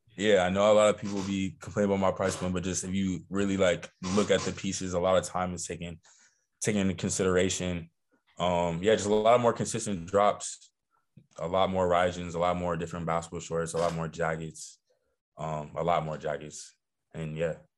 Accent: Los Angeles, California, United States; I'm from Los Angeles, California

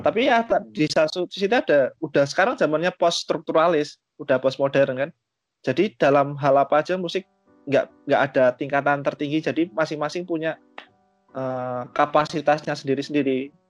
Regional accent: Java, Indonesia; kita kan orang-orang Jawa

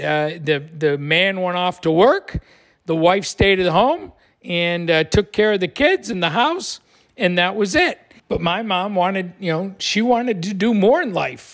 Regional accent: Buffalo, New York, United States; now in Florida, United States; I grew up in Buffalo

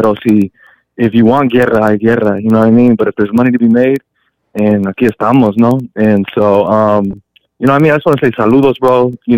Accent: Sacramento, California, United States; saludos desde Norte Lado, bro. I'm from Sacra, and you know, I bump whatever's hits the heart.

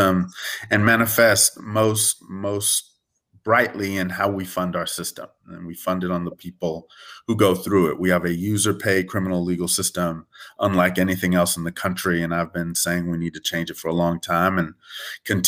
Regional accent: Southern California, United States; moved away as an adult; now in New Orleans, United States; I grew up actually in Southern California

